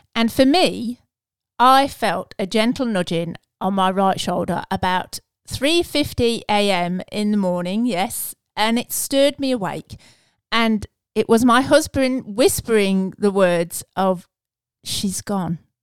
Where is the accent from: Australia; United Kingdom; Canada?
United Kingdom; England; being English